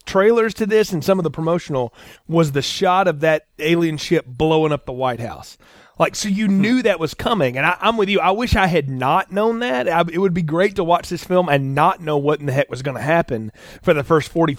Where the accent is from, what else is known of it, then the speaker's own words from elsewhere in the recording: the South, United States; I'm from the South